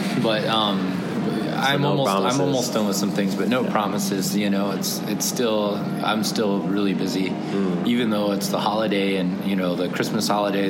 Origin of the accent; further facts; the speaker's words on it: United States; I'm from the States